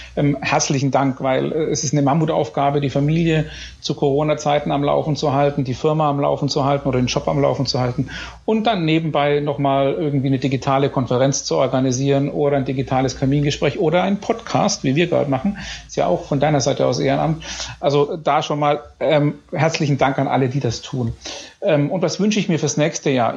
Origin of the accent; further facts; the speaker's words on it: Bayreuth, Bavaria, Germany; moved away as an adult; bin gebürtiger Bayreuther